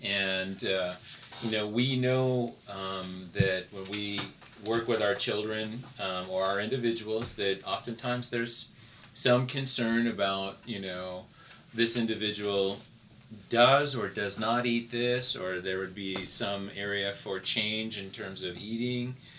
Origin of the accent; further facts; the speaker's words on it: United States; I was accustomed to growing up in the United States.